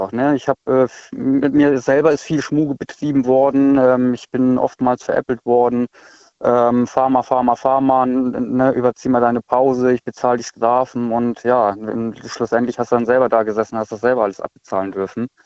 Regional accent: Schleswig-Holstein, Germany; Ich komme eigentlich aus Schleswig-Holstein.

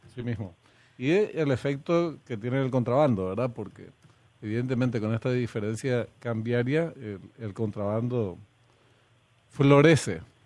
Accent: Argentina; now in Paraguay; Nací en Argentina, una parte de mi ah. familia es argentina. Y bueno, anduve por allá un tiempo antes de venir a Paraguay

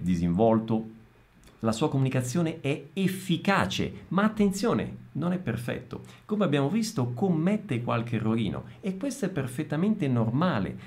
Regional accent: Italy; accent: Italian; Io magari parlo in portoghese e si sente la mia origine italiana, il mio accento un po' italiano

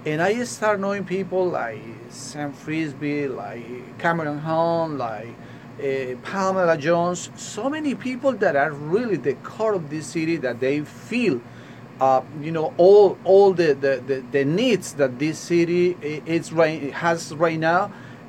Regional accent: Colombia; now in New York, United States; When I came here in 1999, I came from Colombia to New York with my family.

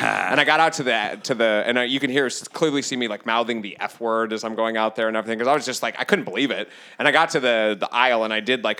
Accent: Solvang, California, United States; now in Los Angeles, United States; I was born in Solvang

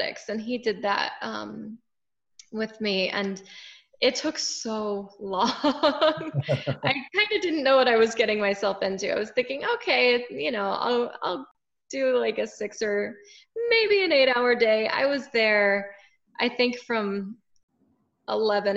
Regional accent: Winter Haven, Florida, United States; also born or lived in Tampa, Florida; I'm originally from Central Florida. I grew up in a town called Winter Haven

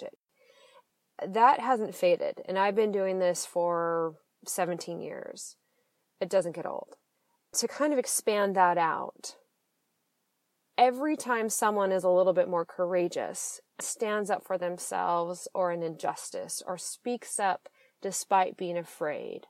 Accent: Seattle, Washington, United States; now in San Francisco, United States; I'm originally from Washington State, mostly the Seattle area. That is where I grew up and came of age

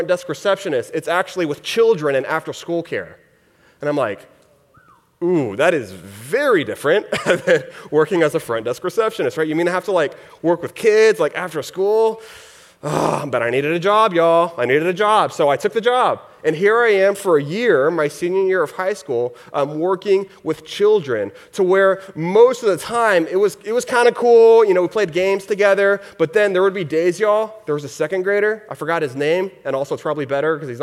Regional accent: Houston, Texas, United States; I grew up in Texas, in the Houston area is where I grew up.

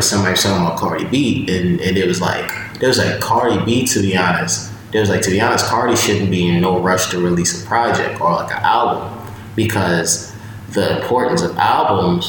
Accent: New York, United States; we're all from New York

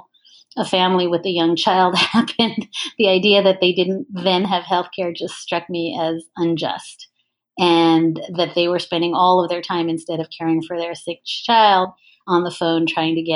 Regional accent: Ontario, Canada; moved away; I grew up in Ontario

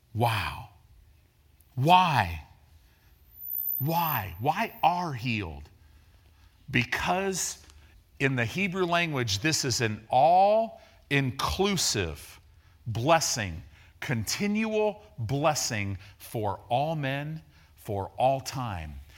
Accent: Illinois, United States; also born or lived in Decatur, Illinois; I grew up in Illinois

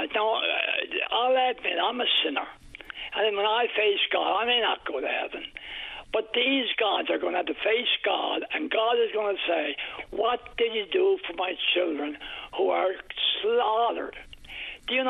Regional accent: Canada; I'm a Canadian

